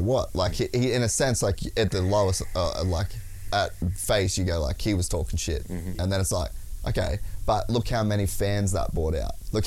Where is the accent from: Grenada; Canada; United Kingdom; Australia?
Australia; I'm as Australian as it gets